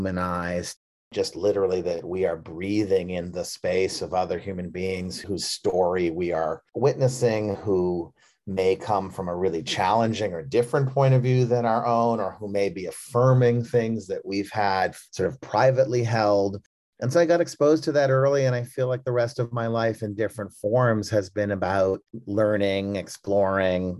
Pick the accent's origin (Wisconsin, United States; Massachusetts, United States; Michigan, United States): Massachusetts, United States; Brookline; I was from Brookline, Massachusetts, and I went to Brookline High School